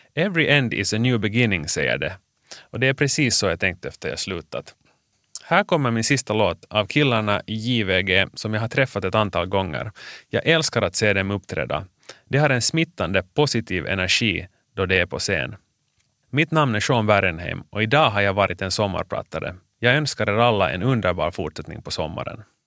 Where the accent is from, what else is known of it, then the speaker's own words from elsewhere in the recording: Finland; moved away as an adult; also born or lived in New York, United States / Gothenburg, Sweden / Bern, Switzerland; jag är bara hemma i Finland i tre månader om året